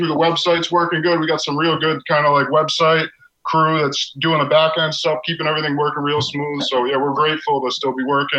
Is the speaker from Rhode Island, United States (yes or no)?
yes; Rhode Island, United States; moved away; You know, I grew up in Rhode Island and then been up here for a while.